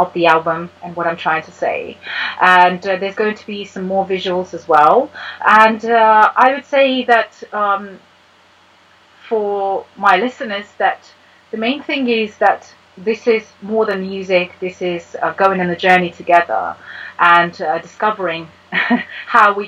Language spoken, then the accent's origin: English; Russia; moved away as an adult; also born or lived in United States; now in United Kingdom; I was born and raised in Russia, then I lived here for 12 years